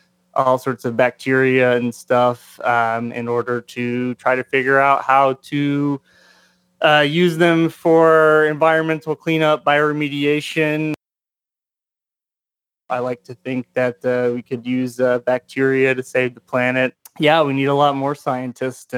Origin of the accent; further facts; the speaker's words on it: Memphis, Tennessee, United States; moved away as an adult; now in Knoxville, United States; I'm from Tennessee, born and raised. I've come from the other side of the state in Memphis, and grew up there, and then moved to the east side of the state